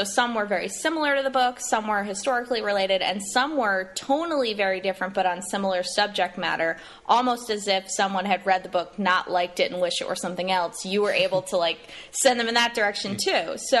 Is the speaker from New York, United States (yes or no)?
yes; New York area, United States; I'm from the New York area